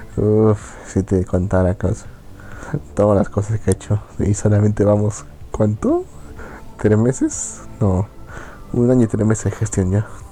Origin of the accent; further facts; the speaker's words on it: Bolivia; acá, en, mi terruño